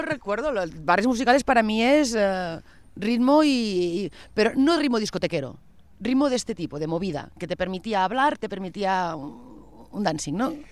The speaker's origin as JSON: {"language": "Spanish", "region": "Catalonia", "country": "Spain", "said": "como catalanes"}